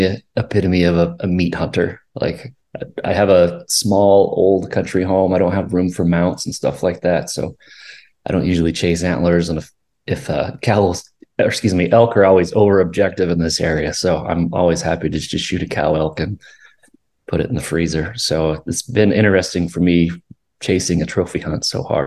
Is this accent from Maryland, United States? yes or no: no; Idaho Falls, Idaho, United States; I'm from southeastern Idaho, born and raised in the Idaho Falls area.